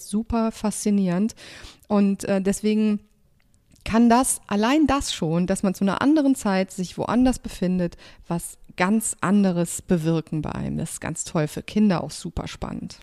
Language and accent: German; Cologne, North Rhine-Westphalia, Germany; ich bin ja auch Kölnerin